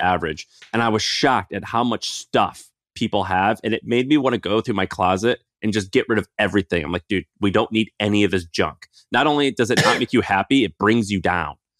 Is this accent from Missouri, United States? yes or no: yes; Missouri, United States; moved away; I grew up in Missouri